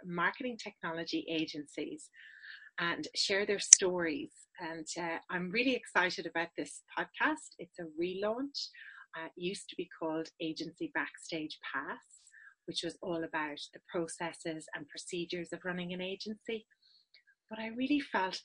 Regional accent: west of Ireland, Ireland; accent: Irish; moved away as an adult; also born or lived in Dublin / United Kingdom / Sydney, Australia / New Zealand; This is an Irish accent. I'm based in Ireland, but I work with agencies all around the world. I help them with their business challenges that stop them being successful. I was born in Dublin, but raised in the west of Ireland

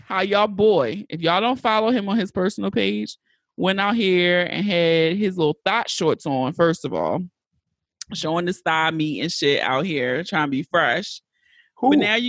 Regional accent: Baltimore, Maryland, United States; I'm from West Baltimore.

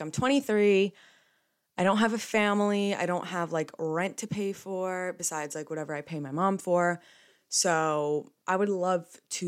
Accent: New Jersey, United States; I'm from New Jersey

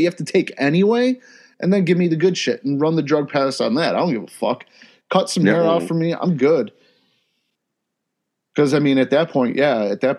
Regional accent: Ohio, United States; I'm from Ohio

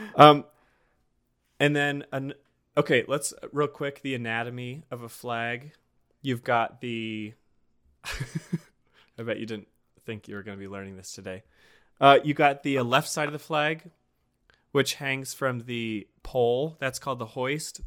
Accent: Montana, United States; we're both from Montana

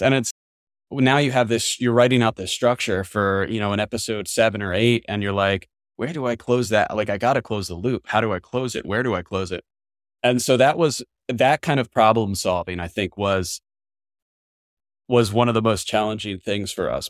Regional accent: New Jersey, United States; my small hometown in New, in New Jersey

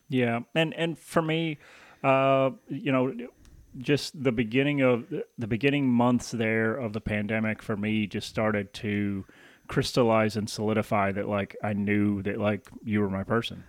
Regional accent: the South, United States; moved away; I'm, I'm born and raised in the South, and I'll, I mean, you can take me out of the South, but you can't take the South out of me.

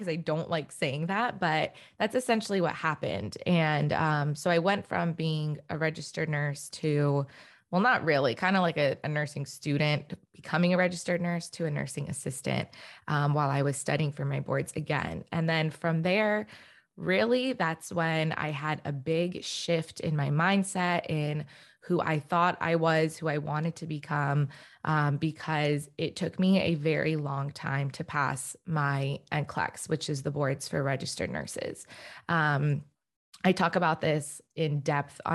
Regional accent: DC area, Northern Virginia, United States; also born or lived in Richmond, Virginia; now in Los Angeles, United States; I am originally actually from the East Coast. So right now I'm living in Los Angeles, but I'm from the Northern Virginia, DC area

